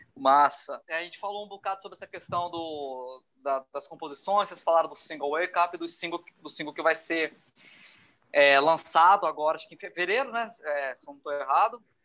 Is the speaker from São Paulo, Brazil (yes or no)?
no; Rio de Janeiro, Brazil; now in Vitória, Brazil; Eu sou carioca, mas eu sou radicado aqui em Vitória.